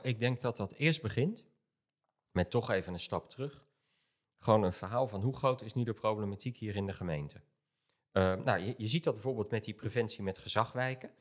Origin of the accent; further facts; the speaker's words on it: Rotterdam, South Holland, Netherlands; ik kom zelf uit Rotterdam